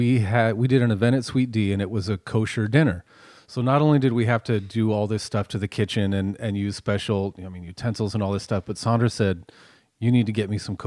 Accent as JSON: {"language": "English", "town": "Petaluma", "region": "California", "country": "United States", "tie": "born or raised there", "said": "growing up in Petaluma."}